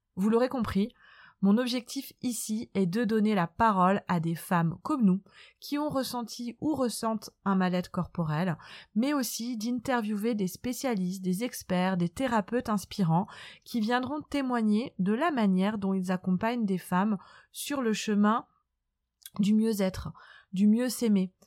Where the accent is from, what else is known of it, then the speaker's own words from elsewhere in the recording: Nantes, Pays de la Loire, France; moved away as an adult; now in south of France, France; Je suis originaire de Nantes, où j'ai vécu une enfance